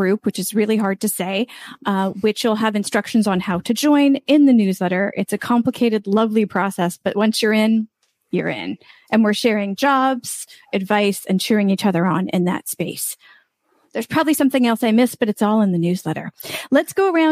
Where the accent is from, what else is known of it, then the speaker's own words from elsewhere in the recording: United States; now in Valencia, Spain; I'm an American over in Valencia, Spain